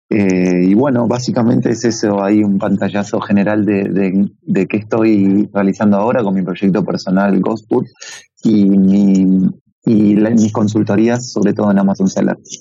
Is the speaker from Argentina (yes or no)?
yes; Buenos Aires, Argentina; moved away as an adult; now in Madrid, Spain; mi acento no, no, no, me lo niega, soy argentino de Buenos Aires y viviendo y residiendo ya hace dos años en Madrid